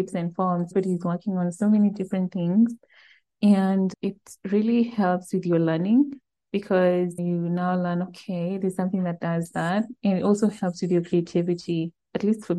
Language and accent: English; Eldoret, Uasin Gishu County, Kenya; Eldoret was my hometown